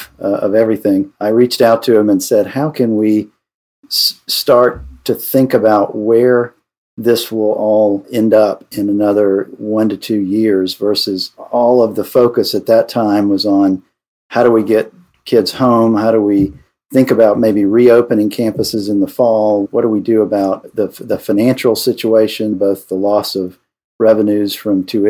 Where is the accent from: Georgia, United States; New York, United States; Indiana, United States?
Georgia, United States; Atlanta; I hail from Atlanta, Georgia